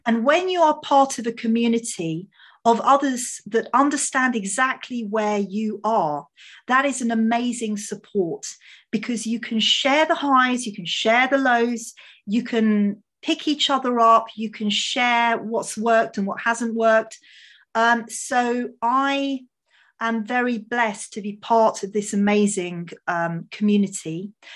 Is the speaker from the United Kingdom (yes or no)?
yes; England, United Kingdom; My parents are Hungarian, so, um, I, I mean, I was born in England